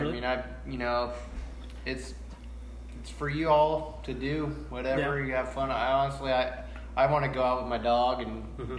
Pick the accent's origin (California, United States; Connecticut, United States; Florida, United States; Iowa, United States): California, United States; accent: Southern; moved away; I always tell people I have a Southern accent, but I'm from south of here. I am from California